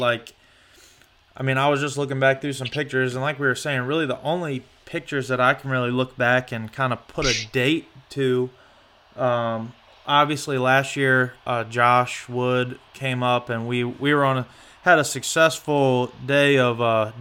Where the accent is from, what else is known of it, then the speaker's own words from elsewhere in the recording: Hanover, Virginia, United States; I am from Hanover